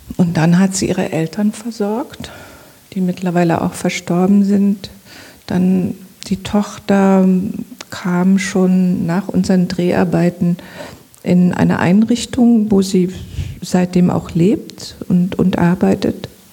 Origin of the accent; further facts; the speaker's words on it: Zwickau, Saxony, Germany; moved away; also born or lived in Berlin; da, wo ich herkomme, in Zwickau, wurden die Kohlen auf den Hof gekippt und ich musste die mit meiner Schwester in den Eimer rein